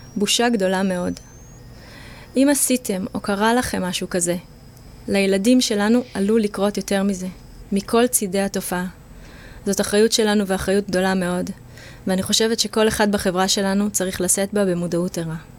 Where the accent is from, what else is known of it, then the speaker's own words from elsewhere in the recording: Israel; now in Jaffa, Israel; אני גדלתי במושב